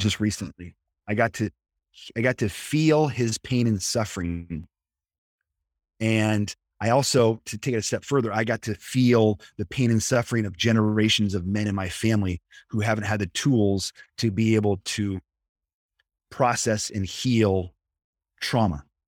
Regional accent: Nebraska, United States; moved away as an adult; also born or lived in Kansas; now in San Diego, United States; I grew up in the Midwest, I'm from Nebraska

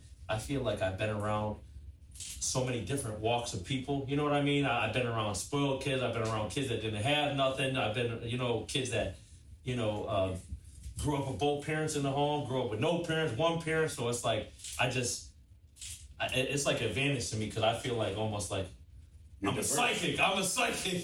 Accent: Buffalo, New York, United States; I'm born and raised in Buffalo, New York

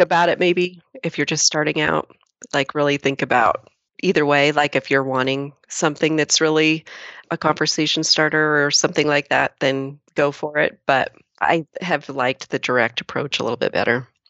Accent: Lakeview, Oregon, United States; the same little hometown that I do.

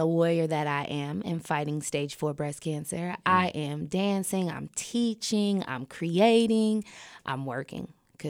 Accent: Portland, Oregon, United States; So I'm from Portland, Oregon, and born and raised.

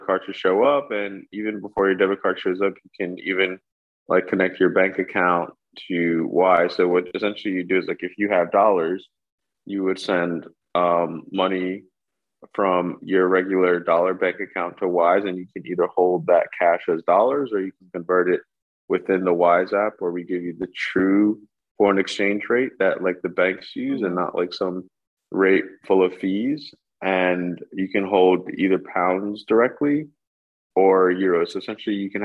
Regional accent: New York, United States; moved away as an adult; now in London, United Kingdom; Born and raised in New York, through and through

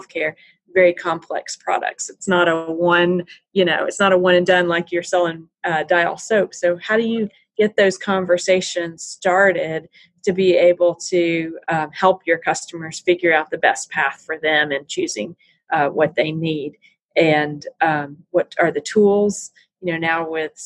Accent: Tennessee, United States; I was born and raised in Tennessee

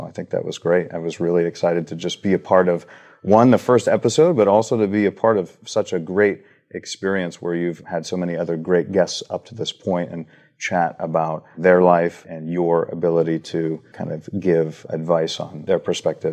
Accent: Huntington Beach, California, United States; We grew up in Huntington Beach

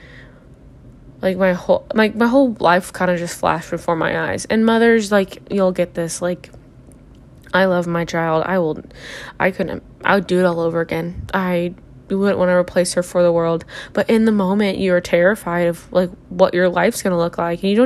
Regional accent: Sullivan, Illinois, United States; I am from Sullivan, Illinois

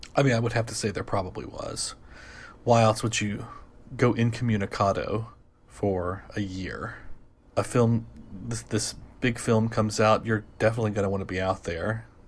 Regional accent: United States; also born or lived in Boston; I'm an American living in Boston

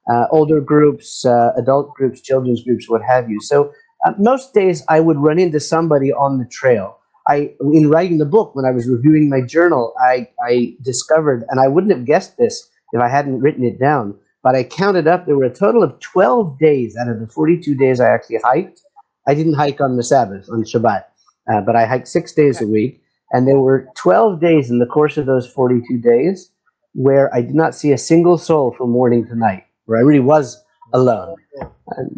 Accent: California, United States; moved away as an adult; also born or lived in Washington, D.C., United States; now in Israel; I grew up in California doing a lot of hiking as a kid, as a teenager

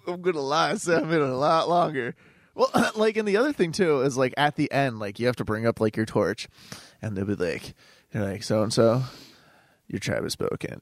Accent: Clarence, New York, United States

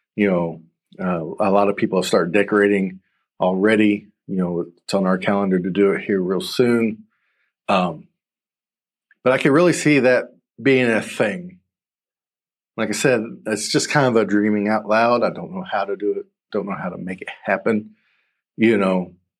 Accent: the South, United States; I'm from the South. I'm in Michigan.

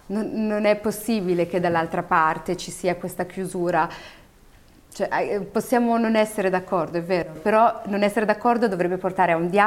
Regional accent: Italy; io e tutti quelli come me, che sono nati o cresciuti in Italia, devono avere il diritto di non andarci, di andarci o di fare quello che vogliono.

